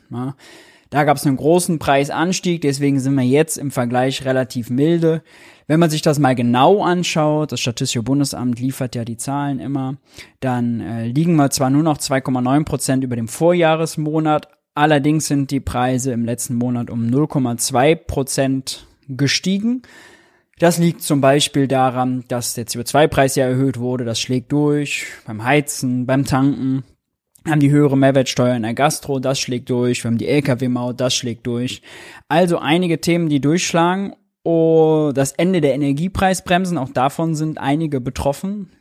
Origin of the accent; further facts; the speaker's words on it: Mönchengladbach, North Rhine-Westphalia, Germany; ich bin Rheinländer, komme vom Niederrhein, Mönchengladbach